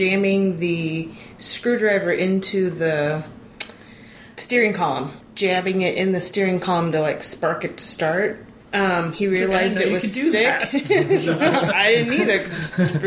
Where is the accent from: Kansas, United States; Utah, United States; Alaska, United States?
Kansas, United States; Derby; moved away as an adult; now in Lander, United States; born and raised in Kansas on a tree farm / hobby farm